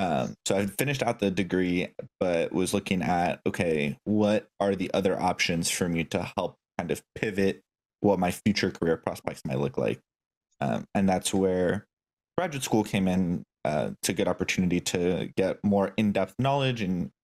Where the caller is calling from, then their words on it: Seattle, Washington, United States; So I'm working out of the Blue Origin headquarters in the Seattle area, so quite the trek away from where I started.